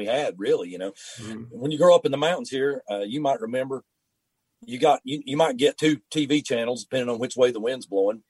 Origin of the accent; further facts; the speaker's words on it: Canton, North Carolina, United States; Well, just growing up here, and I'm very fortunate.